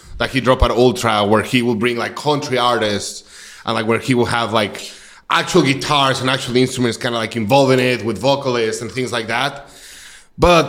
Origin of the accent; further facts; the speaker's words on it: Mexico City, Mexico; moved away as an adult; also born or lived in Rolla, Missouri; now in Kansas City, United States; I'm actually from Mexico City. I was born in Mexico City 31 years ago, almost 32 years ago. Then I moved to Rolla, Missouri to go to college